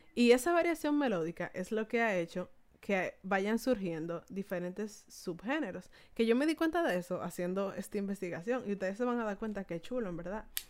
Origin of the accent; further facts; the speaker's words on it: Dominican Republic; nuestro país